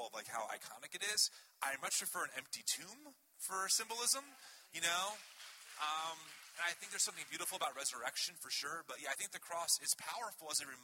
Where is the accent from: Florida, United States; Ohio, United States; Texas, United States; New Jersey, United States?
New Jersey, United States; I'm from Jersey